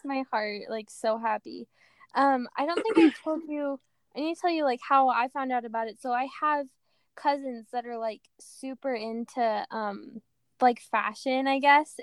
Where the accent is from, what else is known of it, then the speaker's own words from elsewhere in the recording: near Rexburg, Idaho, United States; now in Provo, United States; I grew up in Idaho and the closest town was Rexburg.